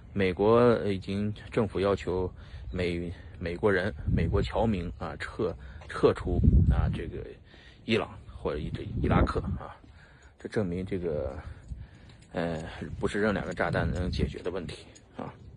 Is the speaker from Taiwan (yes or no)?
no; China; 就我们中国人不好受